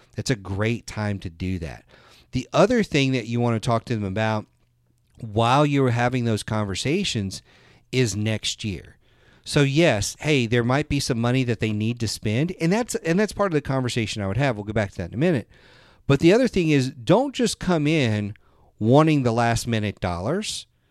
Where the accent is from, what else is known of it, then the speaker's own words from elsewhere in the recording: the South, United States; I'm from the South